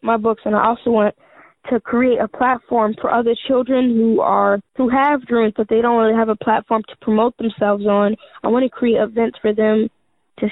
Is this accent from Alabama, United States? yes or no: no; New Jersey, United States; also born or lived in Atlanta; I'm from New Jersey, but we go back and forth to Atlanta and Jersey